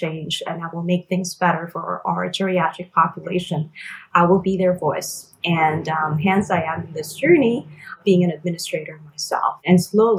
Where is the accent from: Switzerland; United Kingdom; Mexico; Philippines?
Philippines; moved away as an adult; now in United States; I was born and raised in the Philippines, and my family and I emigrated here in the U.S. when I was 18.